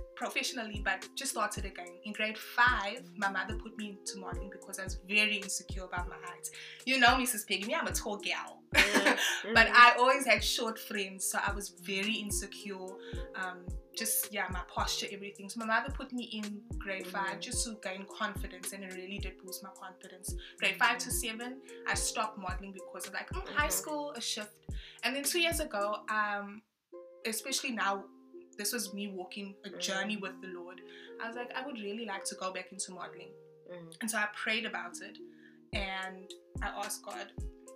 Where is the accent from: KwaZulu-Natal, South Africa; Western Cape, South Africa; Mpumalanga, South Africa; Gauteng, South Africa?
KwaZulu-Natal, South Africa; Durban; first language French; also born or lived in Congo / Zambia; I'm from Sydenham, born and bred in Durban